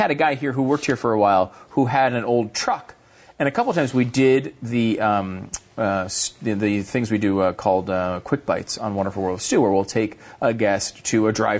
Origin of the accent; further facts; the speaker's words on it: Connecticut, United States; I grew up in Connecticut. Okay, nobody had any guns there. I didn't know. I mean, again, at least in my circles, and I did not live in a city, but I lived in rural Connecticut, not in a farming community, but like a suburban town.